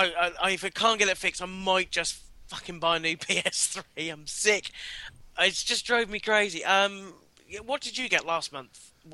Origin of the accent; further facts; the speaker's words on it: England, United Kingdom; I'm English, you know.